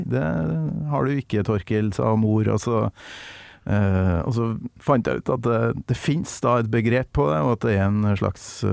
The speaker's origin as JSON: {"language": "Norwegian", "town": "Kolvereid", "region": "Trøndelag", "country": "Norway", "said": "der jeg kommer fra, på Kolvereid"}